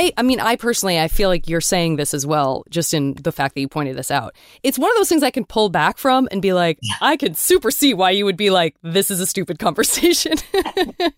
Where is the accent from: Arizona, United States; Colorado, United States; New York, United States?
Arizona, United States; Tucson; I'm from Tucson